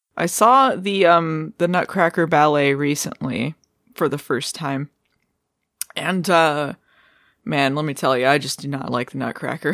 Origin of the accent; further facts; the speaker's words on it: Arizona, United States; I, I grew up in Arizona